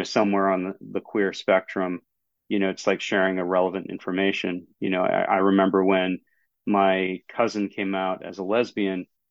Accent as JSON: {"language": "English", "region": "down east Maine", "country": "United States", "tie": "born or raised there", "said": "I'm in down east Maine. So closest city to where I'm at would be Bangor."}